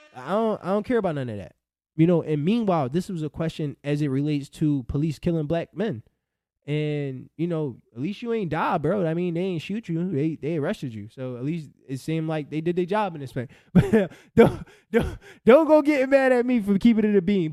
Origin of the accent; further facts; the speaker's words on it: Philadelphia, Pennsylvania, United States; I'm from Philly.